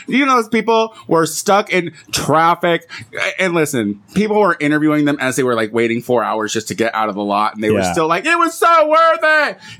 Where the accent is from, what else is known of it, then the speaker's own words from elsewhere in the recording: Illinois, United States; moved away; I'm from Illinois